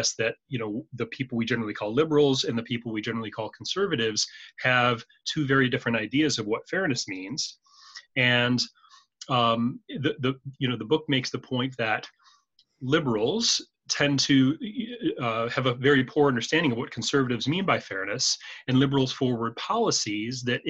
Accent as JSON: {"language": "English", "country": "United States", "tie": "born or raised there", "moved": "yes", "lives_now": "Canada", "said": "I have a unique experience being an American. I was born and raised there, but I live in Canada and I have been for many years"}